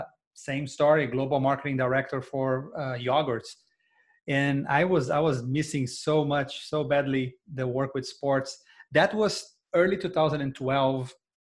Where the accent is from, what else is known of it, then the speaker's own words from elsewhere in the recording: Brazil; accent: Brazilian; English is a second language; moved away as an adult; now in Atlanta, United States; I'm Brazilian, if you can notice by my accent, and I grew up in Brazil.